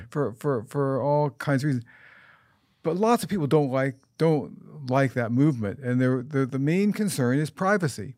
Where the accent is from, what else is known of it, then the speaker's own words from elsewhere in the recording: United States; I'm an American